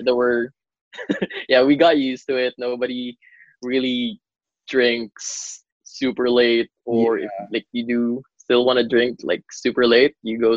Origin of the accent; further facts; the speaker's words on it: Davao City, Davao Region, Philippines; now in Manila, Philippines; I actually flew back to my hometown. I am in way down south. I'm back in Davao for now.